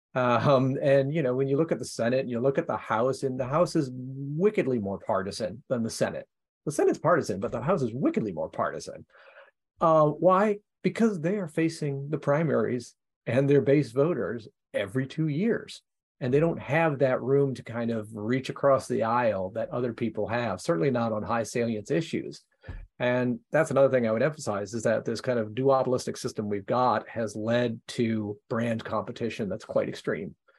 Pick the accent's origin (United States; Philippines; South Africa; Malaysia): United States; Ohio; my home state of Ohio